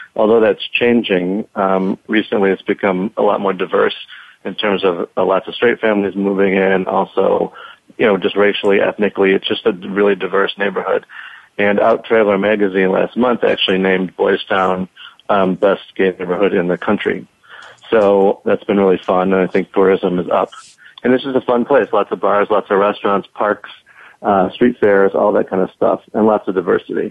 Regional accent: Chicago, Illinois, United States; I'm from Chicago

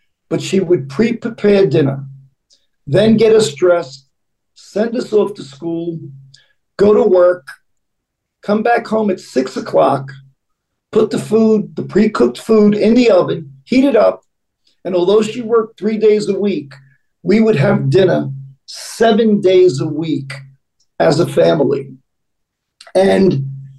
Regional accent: New York City, New York, United States; I grew up in East New York, Brooklyn, in a small house.

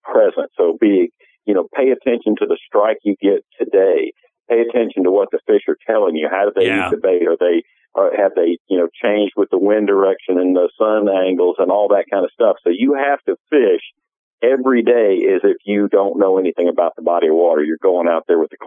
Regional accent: Florida, United States; I'm from Florida

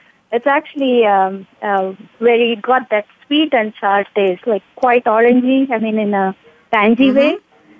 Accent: India; now in Los Angeles, United States; I'm originally from India

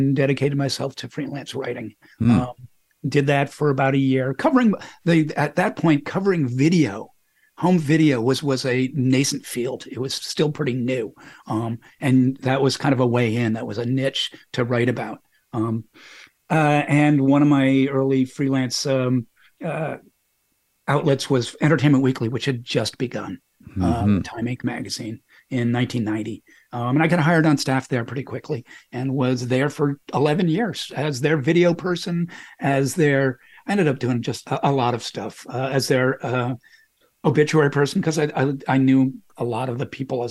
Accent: Boston, Massachusetts, United States; I was growing up in Boston at a time, and this is the early 70s

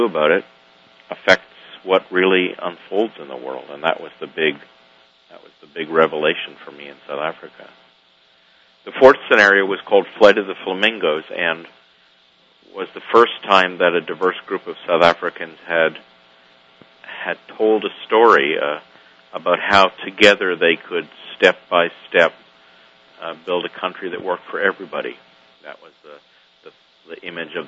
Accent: Canada; now in United States; I'm a Canadian living in the United States

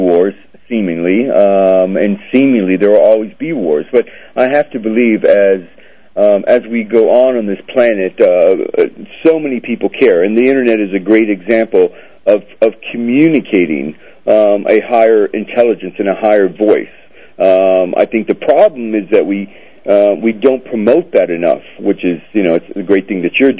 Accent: Florida, United States; My family's Cuban. So I was actually born in Florida. They left after the revolution. And so I was raised in Florida

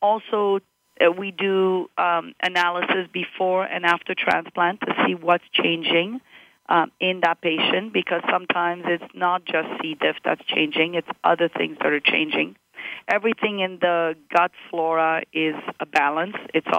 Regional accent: Morocco; born there; moved away; also born or lived in Montreal, Canada; So I was born in Morocco, and my parents were working for the French government there, and they moved from Morocco to Montreal, and then from Montreal I went to University of Florida.

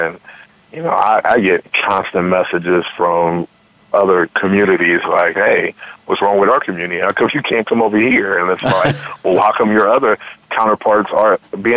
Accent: Akron, Ohio, United States; moved away; I grew up in Joy Park, up in Akron, Ohio

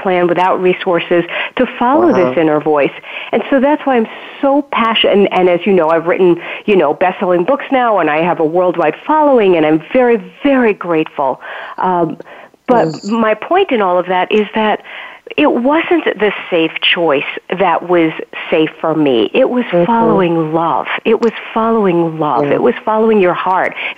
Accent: New York City, New York, United States; I grew up in Brooklyn, New York, to an Orthodox Jewish family

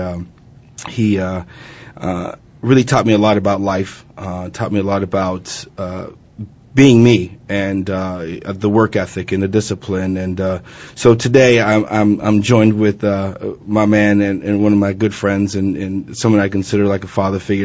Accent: Phoenix, Arizona, United States; moved away as an adult; also born or lived in Chicago / Philadelphia; I was raised in Phoenix, Arizona

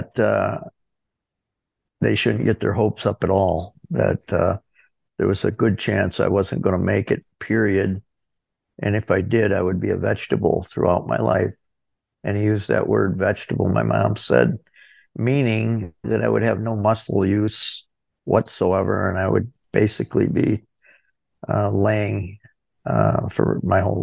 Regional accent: Corning, New York, United States; also born or lived in Ithaca, New York; I was born in Corning, New York

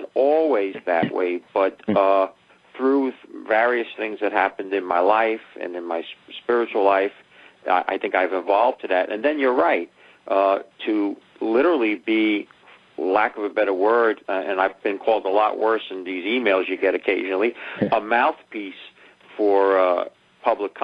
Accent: New York City, New York, United States; Growing up in the Bronx, didn't finish high school.

